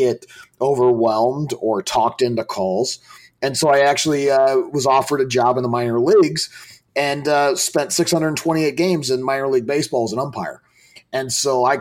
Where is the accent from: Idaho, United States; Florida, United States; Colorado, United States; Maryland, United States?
Colorado, United States; Colorado Springs; I grew up in Colorado Springs